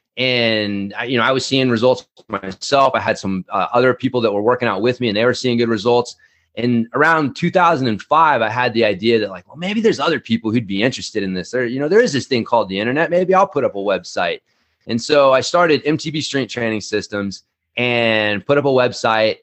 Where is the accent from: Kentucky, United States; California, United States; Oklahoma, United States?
Oklahoma, United States; Ardmore; also born or lived in North Texas; now in Fruita, United States; I was born in, uh, Ardmore, Oklahoma. I spent a lot of my life in the, you know, the South, Oklahoma, uh, you know, North Texas